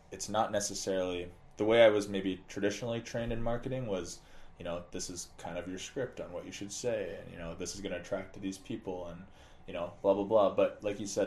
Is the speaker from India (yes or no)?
no; Alberta, Canada; now in Twin Cities, United States; I'm from Alberta, Canada, so we moved here and we didn't know anybody